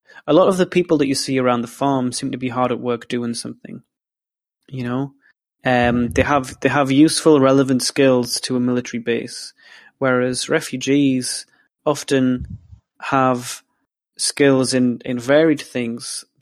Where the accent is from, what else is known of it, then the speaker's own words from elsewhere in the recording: England, United Kingdom; accent: English; That was my English accent coming out there